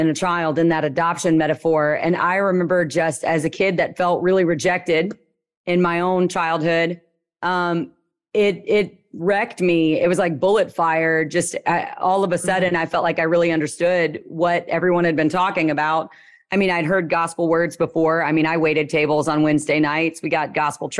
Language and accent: English; Louisiana, United States; I'm from Louisiana. The accent I have is a lot lower and slower.